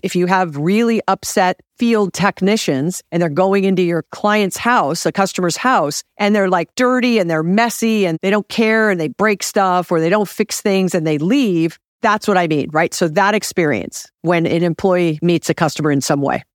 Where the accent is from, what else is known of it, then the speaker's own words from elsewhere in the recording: Hawaii, United States; now in Los Angeles, United States; I'm from Hawaii